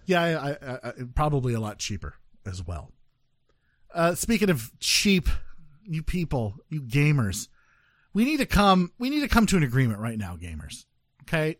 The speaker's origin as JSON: {"language": "English", "region": "Midwest", "country": "United States", "said": "I'm from the Midwest"}